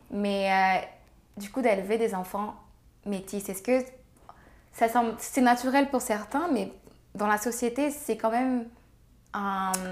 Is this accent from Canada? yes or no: yes; Canada; now in Senegal; Moi je suis blanc, on est canadien, ça va être comme ça.